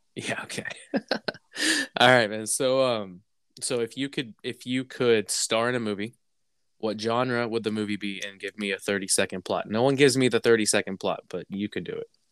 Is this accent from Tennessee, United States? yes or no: no; Texas, United States; moved away as an adult; also born or lived in New York / Massachusetts; We had something like that in Texas